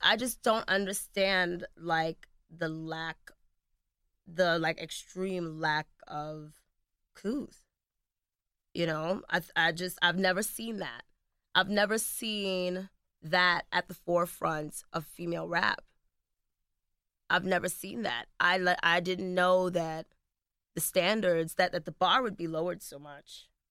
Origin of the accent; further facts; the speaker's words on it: United States; I'm also an American.